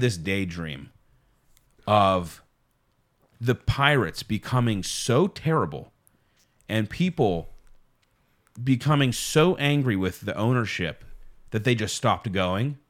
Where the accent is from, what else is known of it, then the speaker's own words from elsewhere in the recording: Pittsburgh, Pennsylvania, United States; we're, we're from Pittsburgh